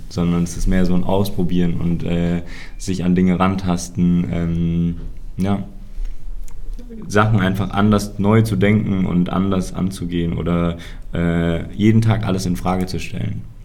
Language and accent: German; Mainz, Rhineland-Palatinate, Germany; ich bin hier auf dem Hof groß geworden.